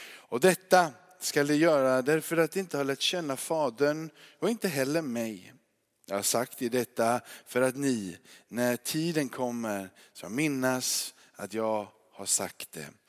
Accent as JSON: {"language": "Swedish", "region": "Småland", "country": "Sweden", "accent": "Småland dialect", "moved": "yes", "lives_now": "Kåhög, Sweden", "said": "min småländska"}